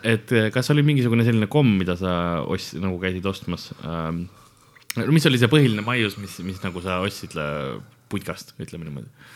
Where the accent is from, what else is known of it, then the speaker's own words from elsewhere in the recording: Tallinn, Harju County, Estonia; first language Estonian; kolisime Lasnamäele ja, ja ülejäänud on ajalugu, nagu öeldakse et siis ma kasvasin seal ülesse